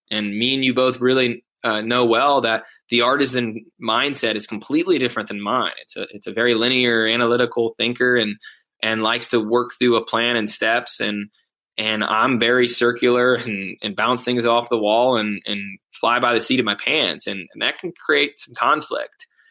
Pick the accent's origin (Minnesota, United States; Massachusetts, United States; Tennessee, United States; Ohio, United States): Ohio, United States; Mansfield; Mansfield, Ohio, my hometown